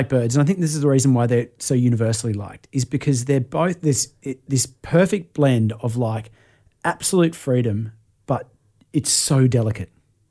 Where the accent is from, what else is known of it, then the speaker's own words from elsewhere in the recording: Tamworth, New South Wales, Australia; I grew up in Tamworth